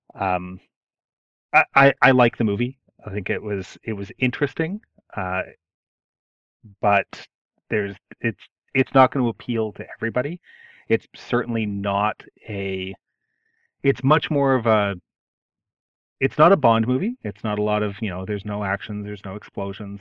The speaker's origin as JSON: {"language": "English", "country": "Canada", "said": "I'm I'm Canadian"}